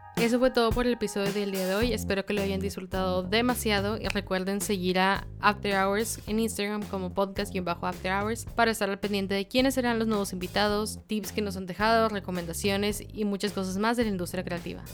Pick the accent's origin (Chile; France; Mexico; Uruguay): Mexico